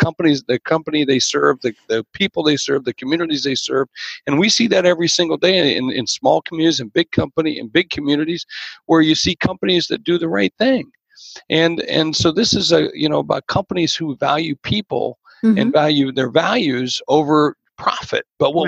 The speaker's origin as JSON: {"language": "English", "region": "Georgia", "country": "United States", "tie": "born or raised there", "said": "grew up in Georgia. That's actually right. Yeah, although a lot of people know me for South Dakota"}